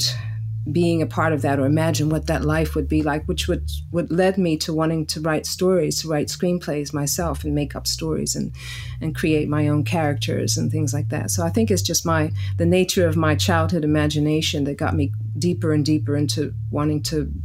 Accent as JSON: {"language": "English", "town": "Philadelphia", "region": "Pennsylvania", "country": "United States", "tie": "born or raised there", "also_born_or_lived": "Woodstock area, New York", "moved": "yes", "lives_now": "Woodstock, United States", "said": "I'm from Philadelphia as well. It's my hometown. And I actually live up in the Woodstock area now"}